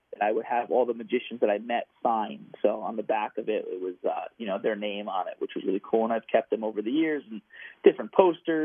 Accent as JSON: {"language": "English", "region": "New Jersey", "country": "United States", "tie": "born or raised there", "said": "Born and raised in New Jersey and spent my summers down Atlantic City area and my winter's up in North Jersey, so I'm a true New Jerseyan."}